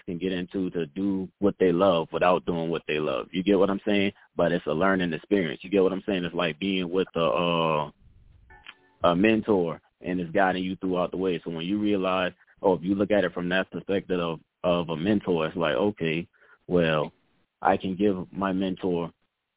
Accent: Charleston, South Carolina, United States; born or raised there; moved away as an adult; now in Atlanta, United States

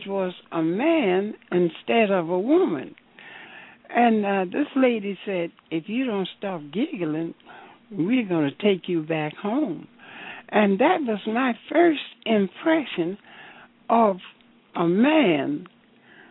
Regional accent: Savannah, Georgia, United States; moved away; also born or lived in Alabama; I was born in Savannah, Georgia

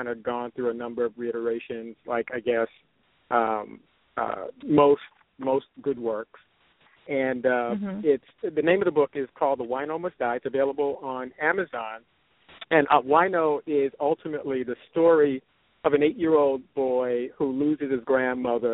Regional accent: New York City, New York, United States; I'm from the East Coast, New York City, Brooklyn, the neighborhood of Bushwick in Brooklyn, grew up there

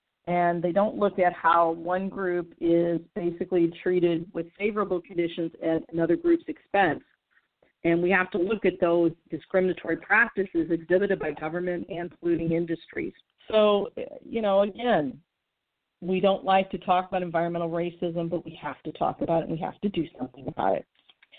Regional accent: St. Louis, Missouri, United States; My hometown of St. Louis is a prime example.

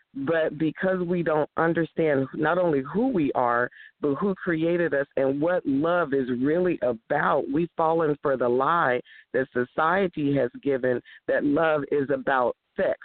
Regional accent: East Palo Alto, California, United States; also born or lived in Houston, Texas; I actually was born in Houston, Texas. Woo, Houston and then we moved to my parents. We moved to California in 1965. So I was raised in East Palo Alto

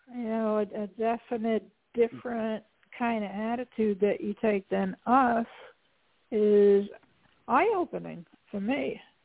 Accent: New York, United States; I'm a biker from New York

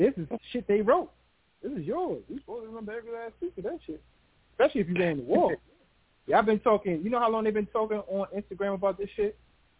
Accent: Queens, New York, United States; I'm from Queens, dog.

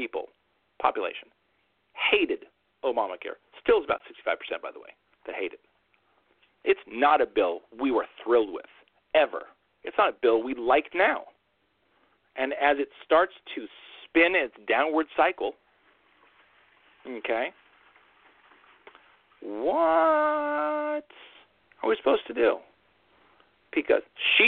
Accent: New York, United States; as a New Yorker

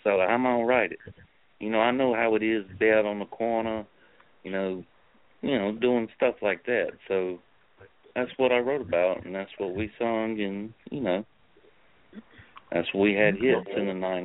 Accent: New York City, New York, United States; moved away; also born or lived in Sicily, Italy / New Orleans, Louisiana; I was born in Sicily. We moved to America in 83 and then raised in Bed-Stuy, Brooklyn

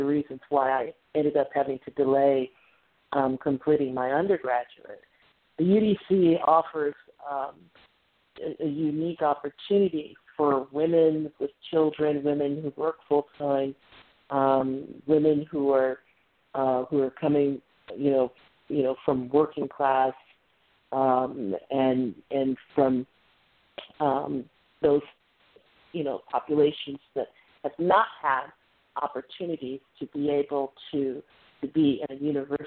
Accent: Northern Ohio, United States; accent: slight twang; I'm from Northern Ohio. And so we both have that sort of slight twang

